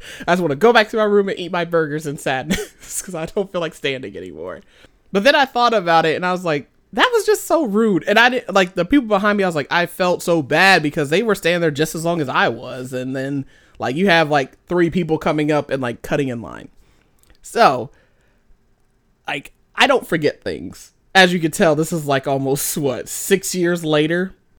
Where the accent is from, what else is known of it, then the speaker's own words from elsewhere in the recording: United States; moved away; we're American, so we're kinda like, hey, we speak English together